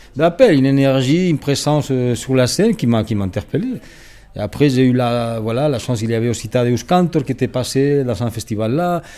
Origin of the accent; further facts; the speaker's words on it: Spain; moved away as an adult; now in Switzerland; je parle, que je suis espagnol